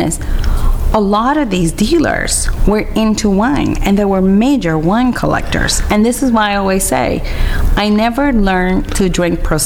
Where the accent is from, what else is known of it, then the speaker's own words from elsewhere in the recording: Puerto Rico; moved away as an adult; now in California, United States; I'm born and raised in Puerto Rico. And I moved to California in 1994